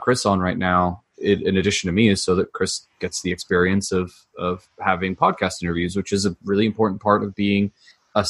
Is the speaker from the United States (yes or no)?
no; United Kingdom; moved away; I'm a British immigrant